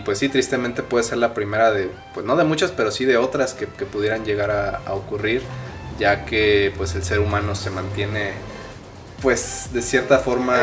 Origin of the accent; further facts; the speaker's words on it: Mexico; así somos los mexicanos